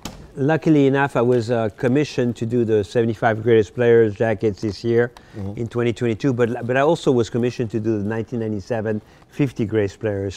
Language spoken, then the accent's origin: English; Paris, Île-de-France, France; I told him a story that when I grew up in Paris, mm-hmm. I had a poster of him in my room.